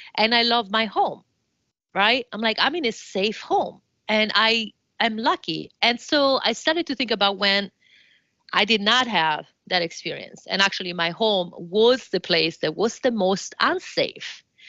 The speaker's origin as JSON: {"language": "English", "town": "Florence", "region": "Tuscany", "country": "Italy", "second_language": "English", "moved": "as an adult", "lives_now": "United States", "said": "I'm originally from Florence"}